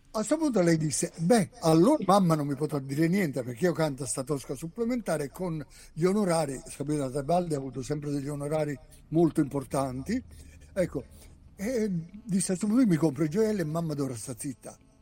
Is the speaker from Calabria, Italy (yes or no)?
no; province of Naples near Sorrento, Campania, Italy; io sono napoletano d'originanza della provincia sulla co- costa, vicino Sorre- all'inizio de- della penisola sorrentina